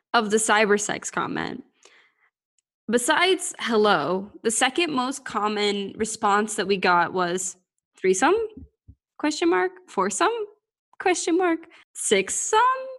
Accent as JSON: {"language": "English", "country": "United States", "said": "I'm American"}